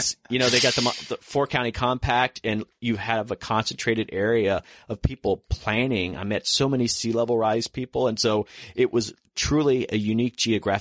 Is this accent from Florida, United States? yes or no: yes; Florida, United States; now in Washington, D.C., United States; I grew up in Florida